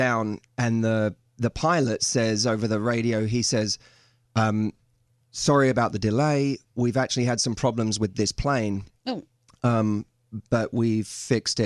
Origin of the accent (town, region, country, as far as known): United Kingdom; now in Los Angeles, United States